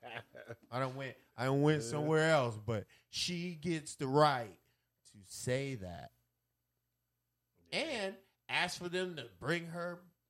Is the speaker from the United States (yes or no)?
yes; United States; Me as an American